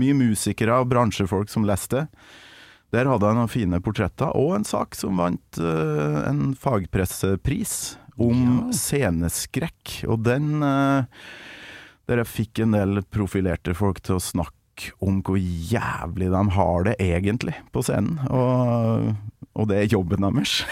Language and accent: Norwegian; Kolvereid, Trøndelag, Norway; moved away; Kolvereid og der jeg kommer fra. Ytre Namdal.